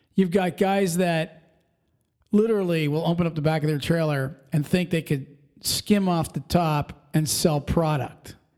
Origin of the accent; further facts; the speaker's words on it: Pennsylvania, United States; Pennsylvania, we're from Pennsylvania